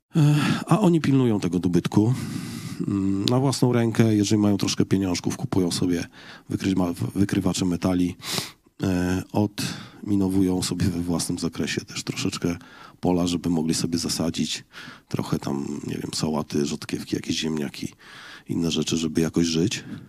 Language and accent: Polish; Poland; jestem z Polski